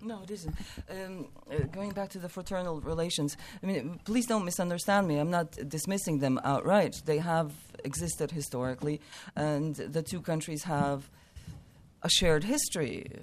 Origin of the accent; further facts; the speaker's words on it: United States; we're American